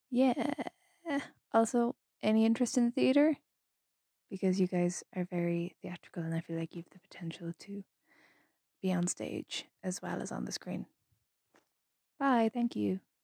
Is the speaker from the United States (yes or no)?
no; Ireland; I'm from Ireland